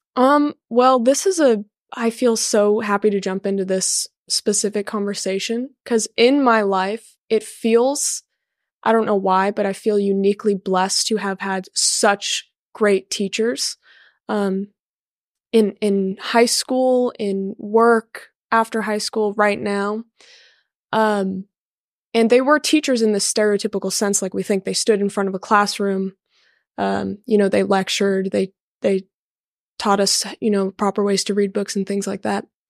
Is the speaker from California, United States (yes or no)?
yes; Garden Grove, California, United States; I'm from Garden Grove, California.